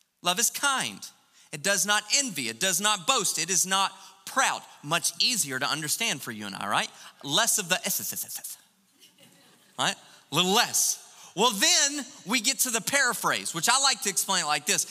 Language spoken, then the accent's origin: English; United States; we're American